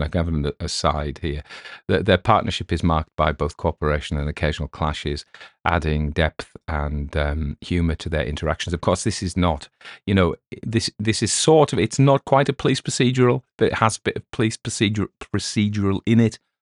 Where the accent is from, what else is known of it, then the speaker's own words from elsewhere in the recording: England, United Kingdom; accent: English; my English accent